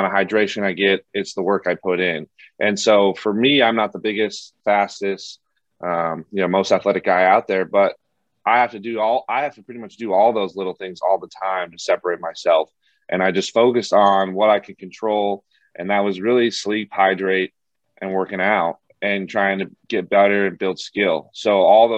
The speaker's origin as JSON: {"language": "English", "town": "Bozeman", "region": "Montana", "country": "United States", "tie": "born or raised there", "moved": "as an adult", "lives_now": "Seattle, United States", "said": "born and raised in Bozeman"}